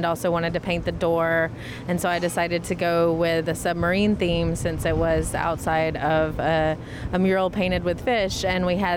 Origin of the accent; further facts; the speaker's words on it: the South, United States; now in Hawaii, United States; we are from the South.